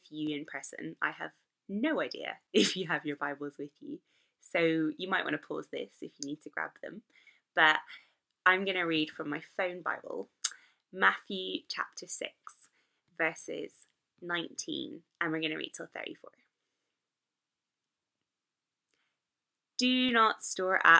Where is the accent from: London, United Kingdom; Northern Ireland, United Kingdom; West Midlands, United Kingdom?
Northern Ireland, United Kingdom; accent: Northern Irish; my Northern Irish accent